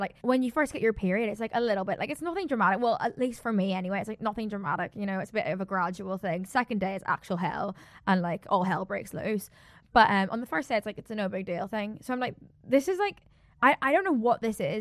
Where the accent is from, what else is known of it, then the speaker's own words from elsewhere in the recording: South Africa; I'm so South African